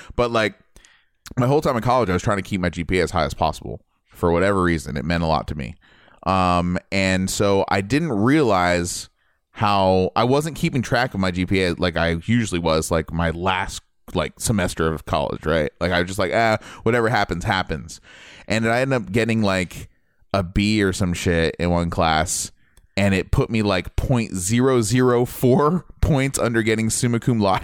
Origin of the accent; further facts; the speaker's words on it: Ohio, United States; moved away; I was from Ohio